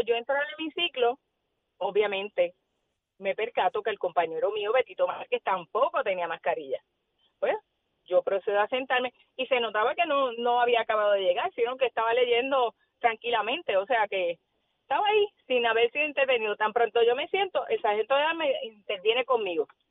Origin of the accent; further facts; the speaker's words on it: Yauco, Puerto Rico; vengo de, de un pueblo, yo vengo de Yauco, donde los vecinos todos éramos eh, familia